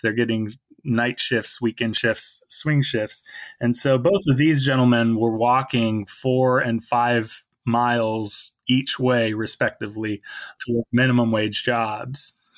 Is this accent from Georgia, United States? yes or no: no; Salem, Oregon, United States; I grew up in Salem, but in kind of a more suburban area